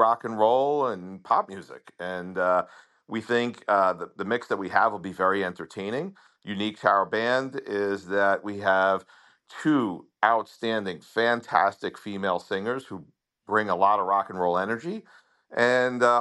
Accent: Long Island, New York, United States; accent: Long Island; now in South Florida, United States; I'm from Long Island. And like a lot of people, I moved to South Florida for more sunshine.

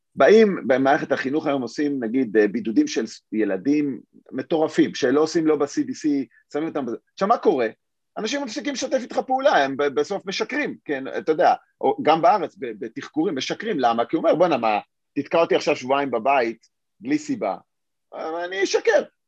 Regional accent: Israel

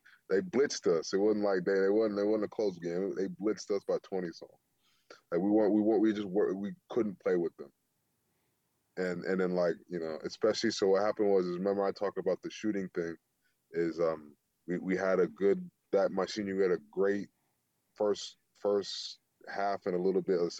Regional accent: the South, United States; I come from the South. It's a lot rougher down there when it comes to playing physical.

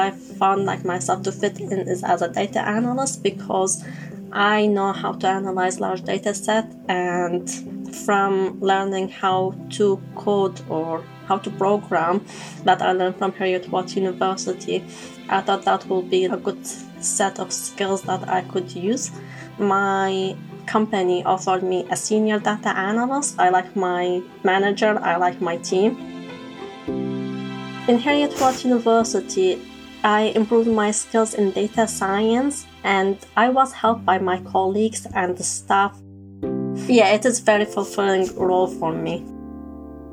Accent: Iraq; moved away as an adult; now in Edinburgh, United Kingdom; I'm from Iraq

